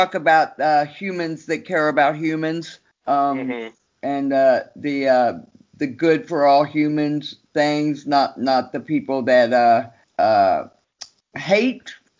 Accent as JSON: {"language": "English", "town": "Austin", "region": "Texas", "country": "United States", "tie": "born or raised there", "also_born_or_lived": "Los Angeles, California", "moved": "as an adult", "lives_now": "Berlin, Germany", "said": "I grew up in Austin, Texas"}